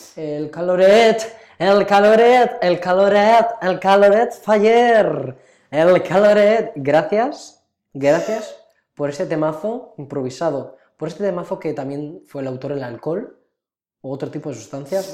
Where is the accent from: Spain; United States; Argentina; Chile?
Spain; near Cariñena, Aragon; moved away; una localidad cercana a mi pueblo natal, Cariñena